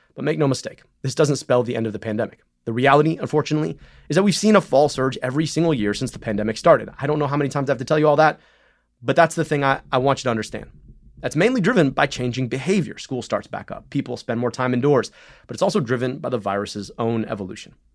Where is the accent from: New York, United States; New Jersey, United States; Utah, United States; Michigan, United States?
Michigan, United States; right outside Detroit; I grew up right outside Detroit